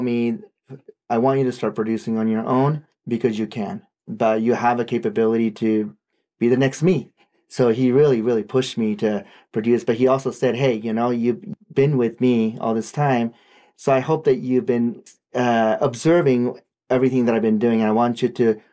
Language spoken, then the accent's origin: English; Japan; first language Japanese; English is a second language; moved away; I did this in my own language too